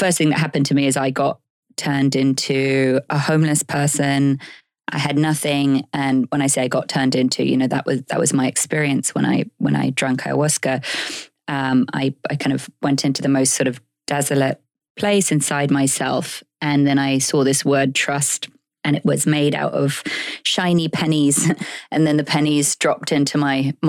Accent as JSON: {"language": "English", "country": "United Kingdom"}